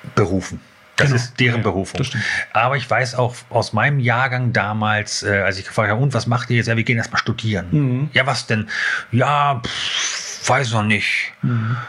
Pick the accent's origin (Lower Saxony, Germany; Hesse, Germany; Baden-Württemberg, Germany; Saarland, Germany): Lower Saxony, Germany; Hanover; moved away; in Hannover. Und äh, ja, aber schon so da, wo ich, wo ich groß geworden bin